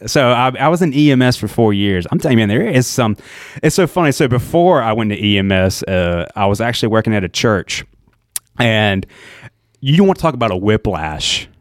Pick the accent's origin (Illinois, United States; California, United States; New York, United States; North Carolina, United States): North Carolina, United States; Ayden; moved away as an adult; also born or lived in Birmingham, Alabama; now in Chapel Hill, United States; all my life, Greenville, I think there was two months of my life actually moved down to Alabama.